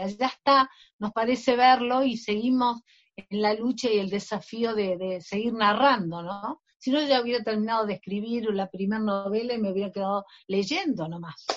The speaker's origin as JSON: {"language": "Spanish", "country": "Argentina", "said": "mi novela es muy argentina"}